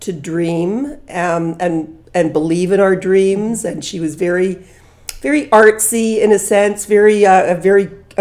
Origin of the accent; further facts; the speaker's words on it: Toronto, Ontario, Canada; I grew up in Toronto, the child of Holocaust survivors.